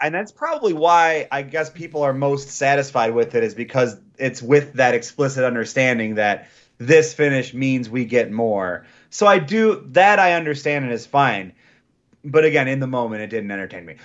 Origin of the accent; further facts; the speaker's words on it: Michigan, United States; a native Michigander